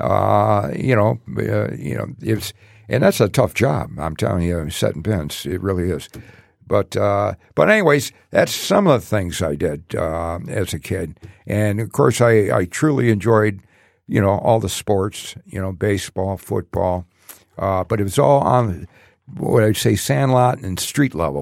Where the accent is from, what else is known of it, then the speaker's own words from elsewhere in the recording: Detroit, Michigan, United States; also born or lived in Allen Park; growing up in Detroit.